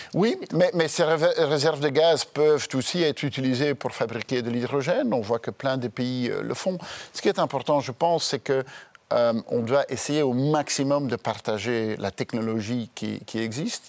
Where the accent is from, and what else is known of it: Belgium